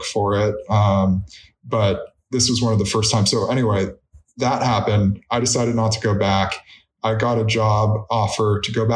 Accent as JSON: {"language": "English", "town": "Orinda", "region": "California", "country": "United States", "tie": "born or raised there", "said": "I had the dream of being a Cal water polo player growing up in Arinda"}